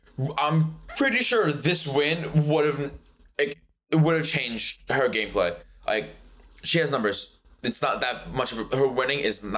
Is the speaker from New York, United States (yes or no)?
yes; New York City, New York, United States; accent: Brooklyn; I have a Brooklyn accent, not really New York, I would say.